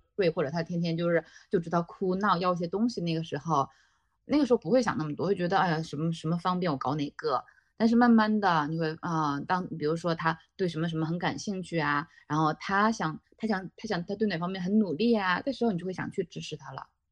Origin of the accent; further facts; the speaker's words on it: Northeast China, China; now in Japan; 对我一个东北人来说我都不好分辨，因为我只，我们那边全都是 I， 全都这个音